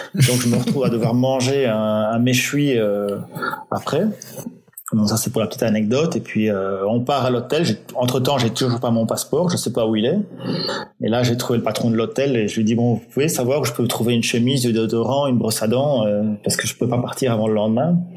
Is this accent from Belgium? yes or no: yes; Belgium; je suis belge